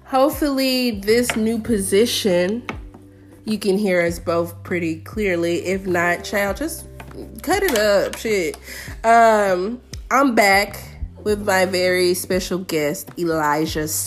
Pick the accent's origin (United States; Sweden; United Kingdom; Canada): United States; Memphis, Tennessee; Where I'm from North Memphis, which is economically a struggling community, especially when I was growing up.